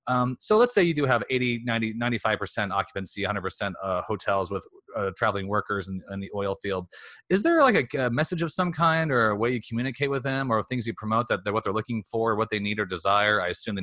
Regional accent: Hays, Kansas, United States; I'm from Western Kansas, a small town called Hayes, and I always think to myself, like, it's a population 22,000

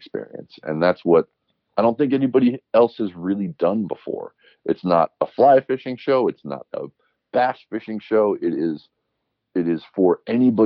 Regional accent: Oahu, Hawaii, United States; also born or lived in Alaska / Montana; now in Bozeman, United States; I grew up on Oahu where there's far less of a hunting culture

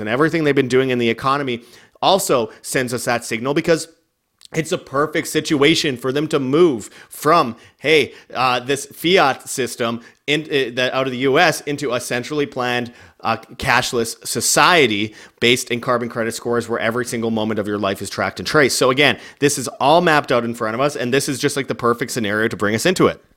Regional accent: Canada; moved away as an adult; now in Mexico; I'm just like some Canadian dude that's not proud of being Canadian, that just doesn't wanna be in Canada

